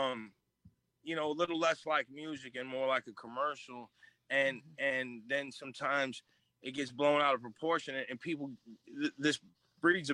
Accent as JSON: {"language": "English", "town": "Chicago", "region": "Illinois", "country": "United States", "tie": "born or raised there", "said": "I grew up in Chicago"}